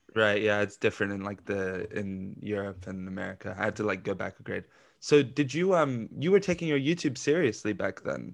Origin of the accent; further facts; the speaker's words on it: London, United Kingdom; London's where I'm from